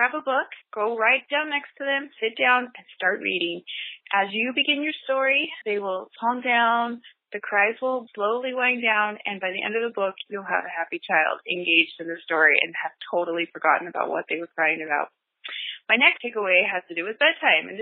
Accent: Northern California, United States; I'm from Northern California

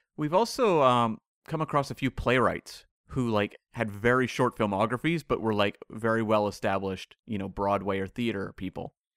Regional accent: Vancouver, British Columbia, Canada; Vancouver, my hometown here

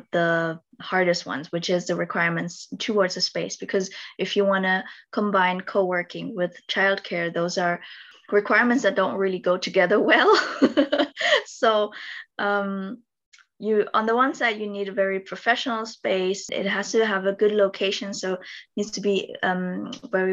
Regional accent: Philippines; now in Stuttgart, Germany; I'm originally from the Philippines

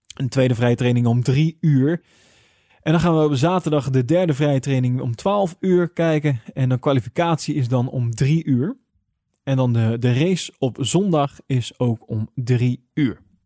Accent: Netherlands; Wij als Nederlander

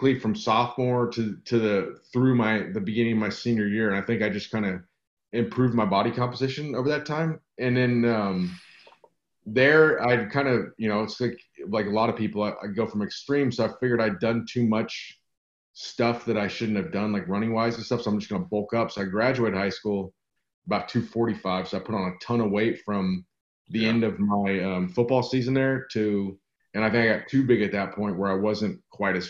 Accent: Santa Barbara, California, United States; now in Texas, United States; I live in Texas now, but I grew up in Santa Barbara, California

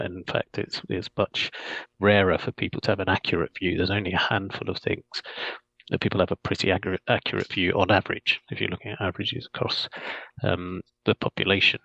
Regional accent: Scotland, United Kingdom; now in London, United Kingdom; I was born in Scotland

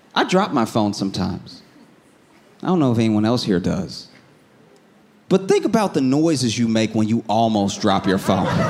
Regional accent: the South, United States; I was raised in the South

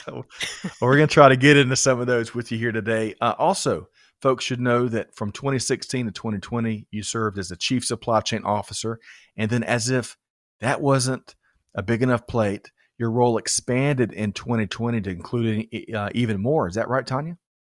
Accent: Aiken, South Carolina, United States; when I grew up in South Carolina, Aiken, it's, it was hash and rice

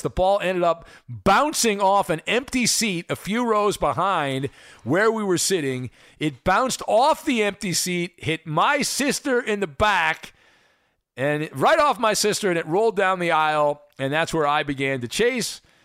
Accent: Orange County, California, United States; I grew up in Orange County, so I actually went to the Big A more than I went to Dodger Stadium

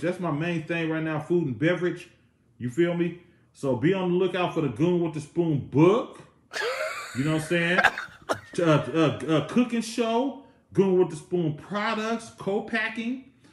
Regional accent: the Bay Area, California, United States; I'm from the Bay

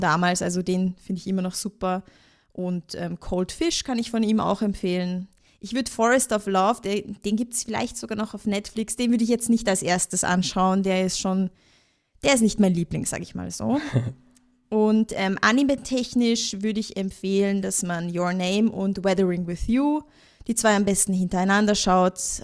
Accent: Austria; bei uns in Österreich

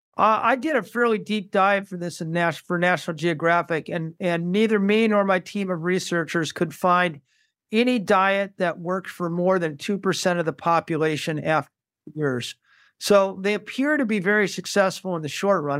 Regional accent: Saint Paul, Minnesota, United States; I grew up in Saint Paul, Minnesota

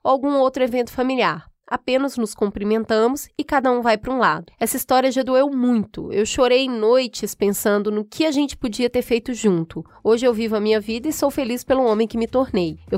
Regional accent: Minas Gerais, Brazil; moved away as an adult; now in São Paulo, Brazil; Mudei de Minas para São Paulo para fazer faculdade

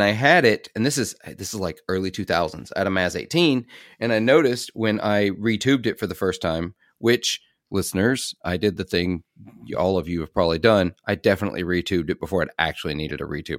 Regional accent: Clarksdale, Mississippi, United States; I'm from Clarksdale, Mississippi

